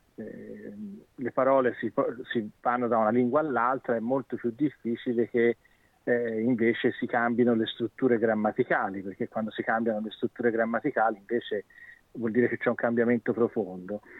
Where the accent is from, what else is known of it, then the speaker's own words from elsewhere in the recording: China; Italian is a second language; now in Sydney, Australia; sono cinese